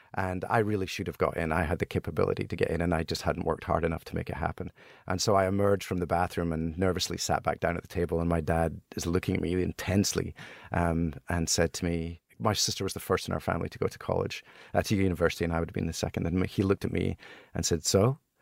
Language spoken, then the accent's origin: English; Helensburgh, Scotland, United Kingdom; born or raised there; moved away as an adult; also born or lived in Broughty Ferry, Scotland / Boston, United States; now in United States